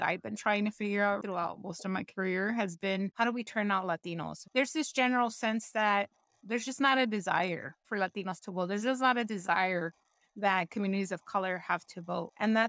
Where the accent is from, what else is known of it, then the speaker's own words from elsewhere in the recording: Buck Gardens, California, United States; I was born and raised in Southeast LA, a little city called Buck Gardens.